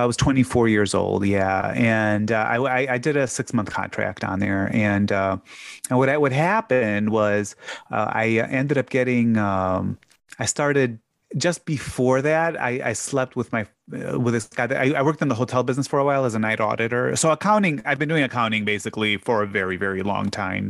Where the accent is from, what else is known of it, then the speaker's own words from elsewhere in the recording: Chicago, Illinois, United States; moved away; also born or lived in Hammond, Indiana; the closest hospital to where I grew up was in Hammond. So I, I was really on the far, far, far south side of Chicago